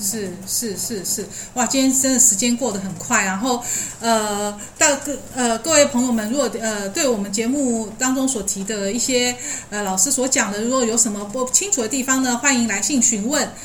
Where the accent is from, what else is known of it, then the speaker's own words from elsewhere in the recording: Taiwan; 日本文化，其实我们台湾人真的都 都还蛮喜欢的